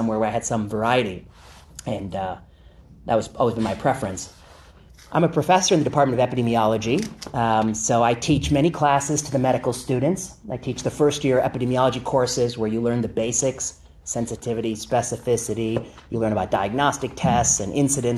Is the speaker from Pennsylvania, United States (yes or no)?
no; La Porte, Indiana, United States; moved away as an adult; also born or lived in Michigan; now in San Francisco, United States; I'm from the Midwest. People always say, where are you from? I say outside Chicago, but it's kind of a ways outside. LaPorte, Indiana